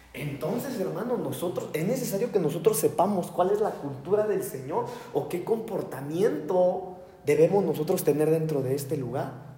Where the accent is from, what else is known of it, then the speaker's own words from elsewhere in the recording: Mexico; also born or lived in United States; Los mexicanos de por sí somos bravos.